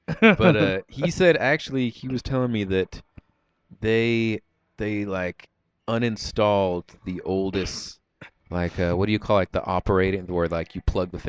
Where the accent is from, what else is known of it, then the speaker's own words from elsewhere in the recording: Lebanon, Oregon, United States; also born or lived in Alaska / California / Iowa; So, but we lived in Oregon the longest. And so while I was living in like Lebanon, I grew up on the mean streets of Lebanon, Oregon.